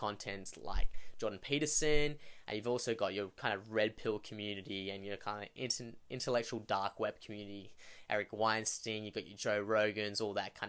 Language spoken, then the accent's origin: English; Australia; being an Australian